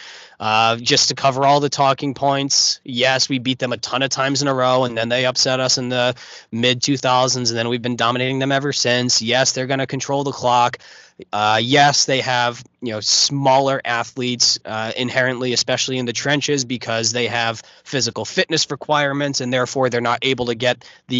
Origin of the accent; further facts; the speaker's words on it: Rhode Island, United States; I grew up in Rhode Island. I went to college in Rhode Island